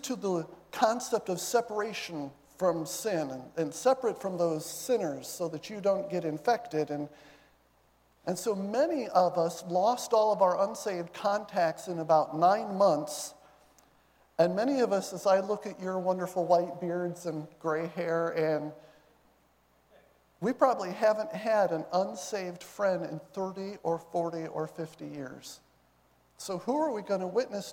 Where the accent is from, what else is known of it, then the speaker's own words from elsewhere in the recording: Marshall, Michigan, United States; moved away as an adult; now in Bowie, United States; I'm born and raised in Marshall, Michigan